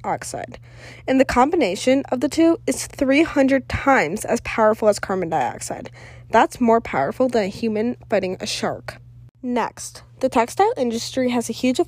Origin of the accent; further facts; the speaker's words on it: Cleveland, Ohio, United States; also born or lived in Elon University, North Carolina; I am from Cleveland, Ohio.